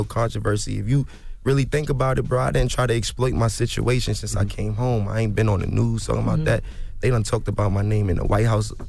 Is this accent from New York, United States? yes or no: yes; New York, United States; I experienced injustice here in the United States my whole life, bro. I'm from Harlem.